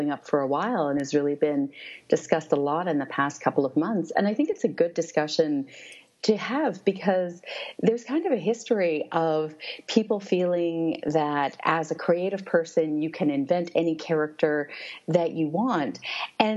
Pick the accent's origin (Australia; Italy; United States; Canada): Canada; Toronto, Ontario; I grew up in Toronto, which is, I think, still called the most multicultural city in the world.